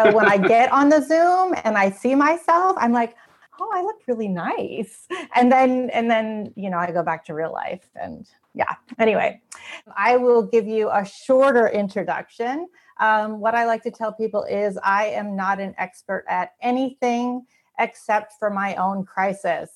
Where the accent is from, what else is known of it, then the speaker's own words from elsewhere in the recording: Canada; moved away as an adult; now in United States; I grew up in Canada. I still feel very Canadian